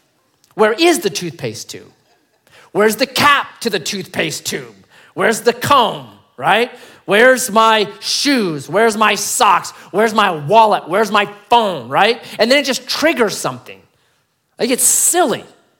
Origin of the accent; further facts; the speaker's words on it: Grants Pass, Oregon, United States; born there; I was born in Grants Pass, man. Born on 6th and G Street, right?